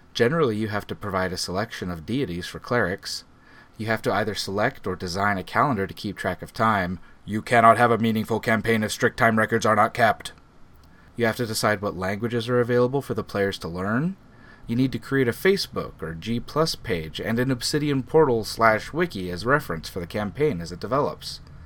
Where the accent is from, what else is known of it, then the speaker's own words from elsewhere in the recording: Arkansas, United States; my home state of Arkansas